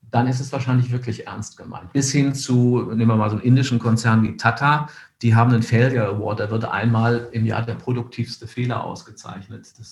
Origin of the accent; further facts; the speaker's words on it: Cologne, North Rhine-Westphalia, Germany; born there; ich bin in Köln geboren, wenn man sich Bilder anschaut von Köln, wie das nach dem Krieg aussah